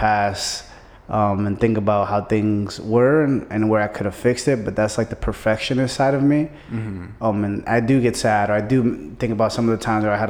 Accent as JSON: {"language": "English", "town": "New York City", "region": "New York", "country": "United States", "moved": "yes", "said": "I'm originally from Brooklyn, New York"}